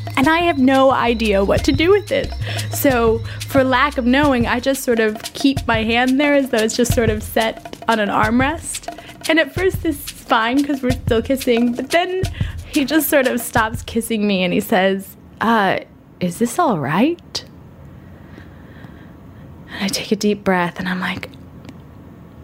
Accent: United States; as an American woman

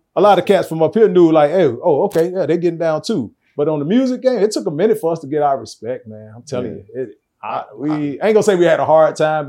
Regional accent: Atlanta, Georgia, United States; I'm from Atlanta, born and raised. Q Spalding Medical Center.

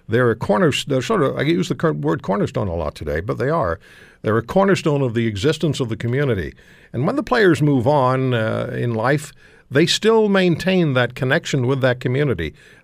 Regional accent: Canada

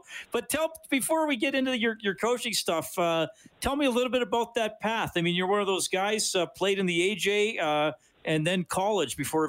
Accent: Evansburg, Alberta, Canada; I grew up in Evansburg, so we had that small town experience.

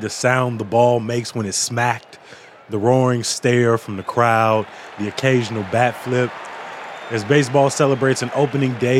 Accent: Chicago, Illinois, United States; growing up on the South Side in my grandma's house

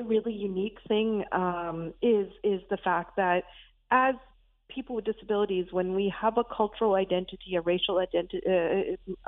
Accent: Pakistan; now in Canada; I'm South Asian, I'm Pakistani, I was born there

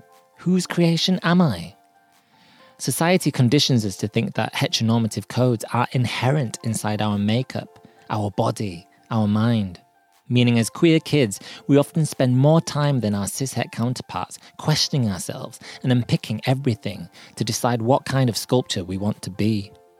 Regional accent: Yorkshire and the Humber, United Kingdom; accent: Yorkshire; I usually reply in my deepest Yorkshire accent, just to throw them off a little.

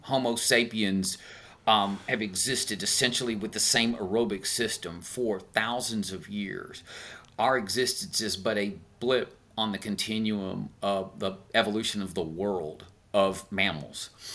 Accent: Tyler, Texas, United States; I'm a hick from Tyler, Texas

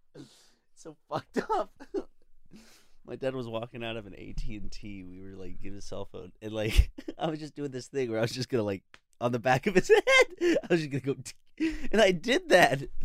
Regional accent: South Carolina, United States; moved away; we're both from South Carolina

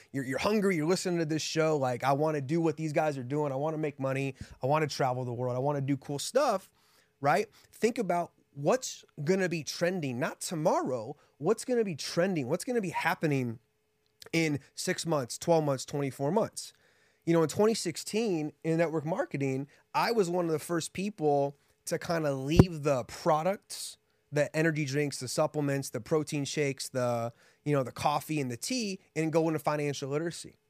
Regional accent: Columbus, Ohio, United States; moved away as an adult; also born or lived in Houston, Texas; now in Las Vegas, United States; Grew up in Columbus, Ohio

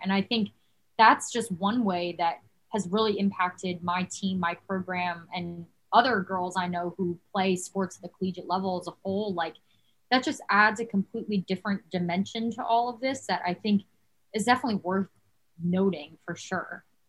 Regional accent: New Jersey, United States; moved away as an adult; also born or lived in Davidson, North Carolina; I'm originally from New Jersey. I've lived in New Jersey my whole life.

